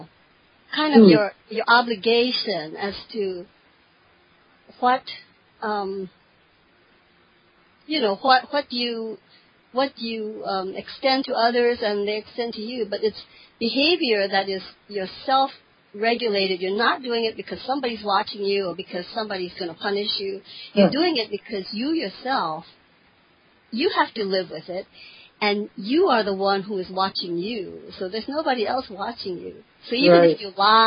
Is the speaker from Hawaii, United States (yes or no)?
yes; Hawaii, United States; I'm from Hawaii, and my grandparents are from the East, so I was a third generation American, but my grandparents did come from Okinawa.